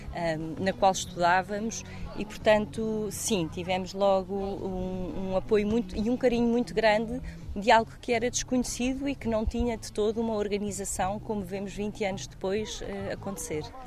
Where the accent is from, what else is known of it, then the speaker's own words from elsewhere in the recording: Portugal; naquilo que é o nosso ADN como portugueses